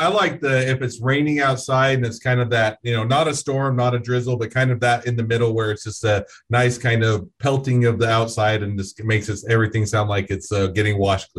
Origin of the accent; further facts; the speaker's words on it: Morgan, Utah, United States; I'm located in Utah, just north of Salt Lake City. And I grew up in a small town. It's called Morgan. It's kind of by Park City, if you know Utah at all.